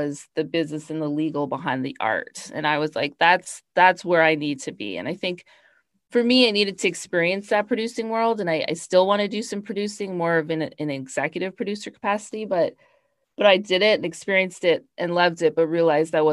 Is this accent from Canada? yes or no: yes; Canada; moved away as an adult; also born or lived in Toronto / New York; I'm Canadian. I started my career off in Toronto and then moved to New York